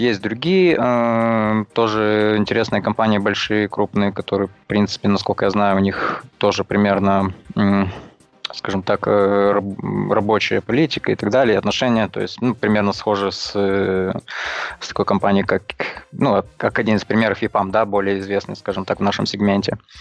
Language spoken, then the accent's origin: Russian; Chișinău, Moldova; now in Transnistria, Moldova; Я сам из Приднестровья, ну как, официально. Вот. Сам я родился в Кишиневе, а живу в Приднестровье уже много лет